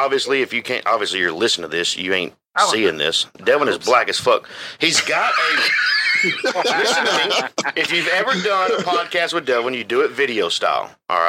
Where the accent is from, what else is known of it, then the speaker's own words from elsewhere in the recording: the South, United States; Because I can relate to what he does only because we're from the South.